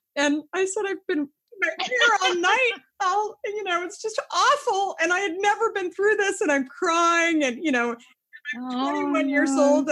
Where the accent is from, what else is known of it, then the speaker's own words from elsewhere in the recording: Scottsdale, Arizona, United States; moved away as an adult; now in New York, United States; I grew up in Scottsdale